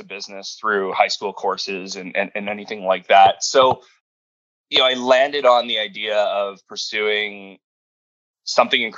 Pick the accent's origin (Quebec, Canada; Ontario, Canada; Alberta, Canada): Ontario, Canada; Sault Ste. Marie; I grew up in Sault Ste. Marie, Ontario, about 70,000 people